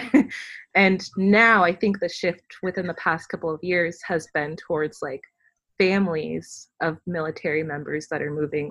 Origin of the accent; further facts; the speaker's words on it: Fayetteville, North Carolina, United States; I was from Fayetteville